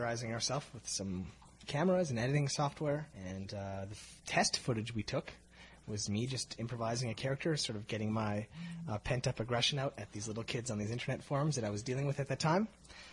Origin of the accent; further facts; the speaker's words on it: Calgary, Alberta, Canada; moved away as an adult; now in Toronto, Canada; we're from Calgary. You have to understand. Growing up in Calgary